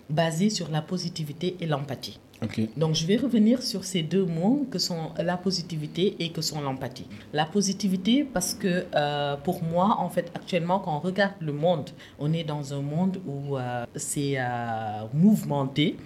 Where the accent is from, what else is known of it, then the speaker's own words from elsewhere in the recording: Louga, Senegal; also born or lived in Saint-Louis, Senegal; je suis née à Louga, mais je ne suis pas lougatoise